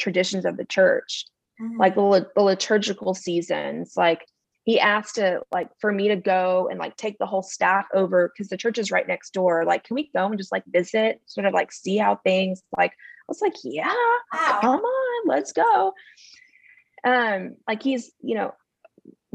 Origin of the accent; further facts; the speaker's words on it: East Texas, United States; I grew up in East Texas where it was so segregated